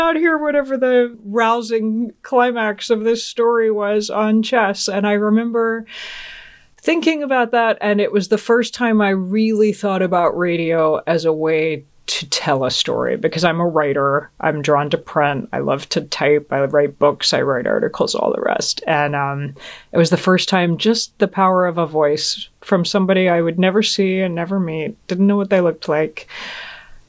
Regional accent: Georgia, United States; also born or lived in Augsburg, Germany; the 70s and 80s growing up in Georgia

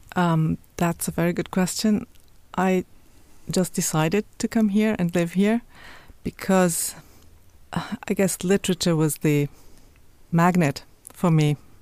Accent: Cologne, North Rhine-Westphalia, Germany; English is a second language; moved away as an adult; now in Dublin, Ireland; of Turkish origin and growing up in Germany means that you have two cultures, two languages

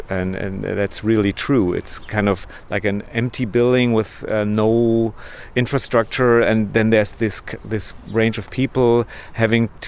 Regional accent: Berlin, Germany; English is a second language; artist, but also make music, and I'm from Berlin.

